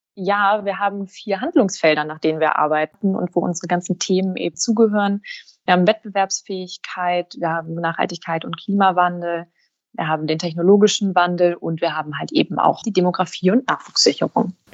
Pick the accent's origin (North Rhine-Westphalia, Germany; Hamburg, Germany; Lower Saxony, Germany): Hamburg, Germany; Ich bin tatsächlich gebürtige Hamburgerin, eine waschechte Hanseatin, bin hier geboren und aufgewachsen